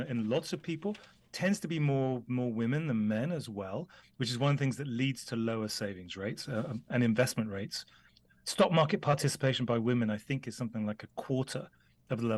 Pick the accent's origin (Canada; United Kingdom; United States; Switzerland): United Kingdom; the Cotswolds, South West England; I grew up in the UK, you can probably tell from my accent, and I grew up in the Cotswolds.